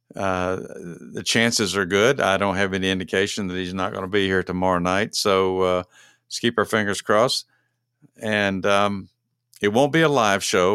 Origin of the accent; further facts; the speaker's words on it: Texas, United States; moved away as an adult; now in Georgia, United States; I'm from Texas originally, but I haven't lived there in forty years.